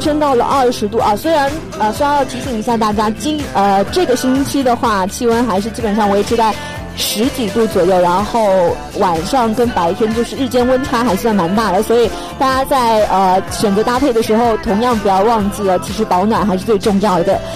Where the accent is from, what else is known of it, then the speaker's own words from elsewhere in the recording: China; 我们中国人